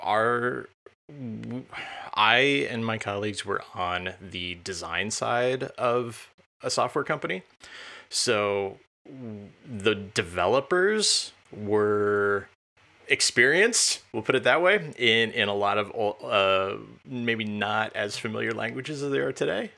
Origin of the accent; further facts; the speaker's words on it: Champaign, Illinois, United States; I grew up near Champaign, Urbana